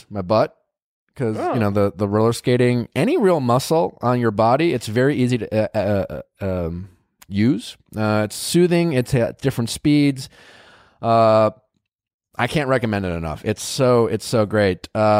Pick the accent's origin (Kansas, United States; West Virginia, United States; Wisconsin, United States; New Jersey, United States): Wisconsin, United States; You can tell I'm from Wisconsin when I say bags.